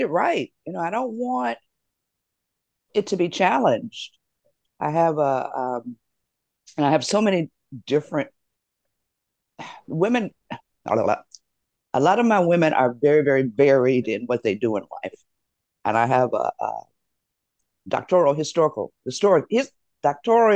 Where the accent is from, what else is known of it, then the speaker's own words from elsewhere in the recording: Detroit, Michigan, United States; my hometown of Detroit